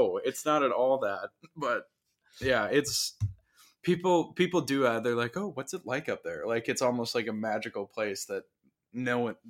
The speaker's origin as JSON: {"language": "English", "region": "small town Wisconsin", "country": "United States", "moved": "as an adult", "lives_now": "Milwaukee, United States", "said": "I come from small town Wisconsin"}